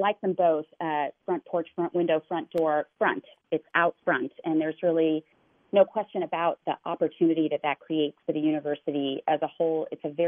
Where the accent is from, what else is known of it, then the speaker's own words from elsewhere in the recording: Atlanta, Georgia, United States; now in Minnesota, United States; I did most of my childhood in Atlanta